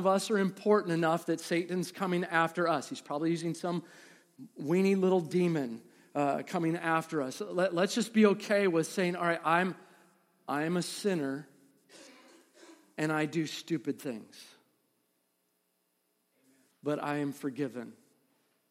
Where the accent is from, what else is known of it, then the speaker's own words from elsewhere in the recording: Midwest, United States; I'm from the Midwest. I wanted everybody to know, I'm from the Midwest